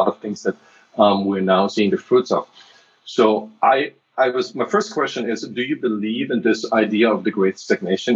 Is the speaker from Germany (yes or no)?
yes; Germany; moved away; I grew up in Germany